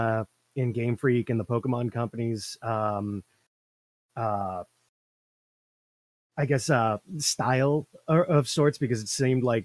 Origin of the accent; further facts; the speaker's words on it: Fairhaven, Massachusetts, United States; my hometown has a sister city in Japan. We've got a very storied history, goes back over 100 years relationship-wise with Japan